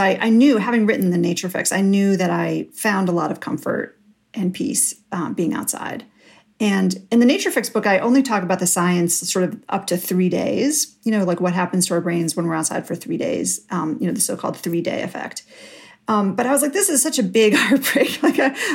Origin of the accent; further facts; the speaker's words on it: New York City, New York, United States; I grew up in New York City. I grew up on the Upper West Side